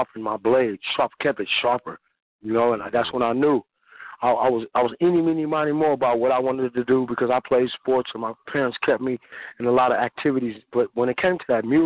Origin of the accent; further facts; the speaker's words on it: San Francisco, California, United States; I grew up in San Francisco, California, born and raised, me and my twin sister